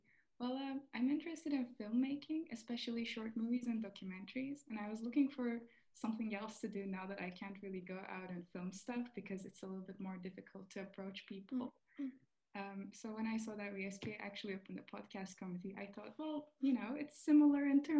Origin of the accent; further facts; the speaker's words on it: Turkey; now in Netherlands; I'm from Turkey. I'm currently a third year student.